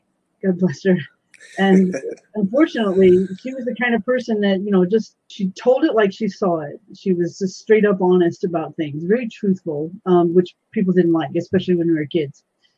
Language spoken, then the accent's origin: English; California, United States; moved away as an adult; also born or lived in Missouri; now in Washington, United States; 6 months later, my family drove to California. And up until August of last year, I've been in California pretty much all my life, and I've been in Washington State now for 1 year.